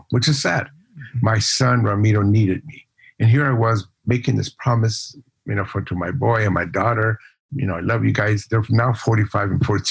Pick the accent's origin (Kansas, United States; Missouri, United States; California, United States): California, United States; Los Angeles; also born or lived in El Paso, Texas / Ciudad Juarez, Mexico; I grew up in Watts, went to East